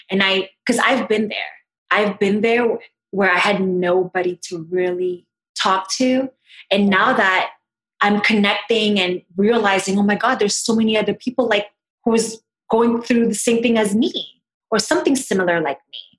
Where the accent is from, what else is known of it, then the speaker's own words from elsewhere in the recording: Philippines; Ate, because I'm Filipino, is in my culture, it means big sister.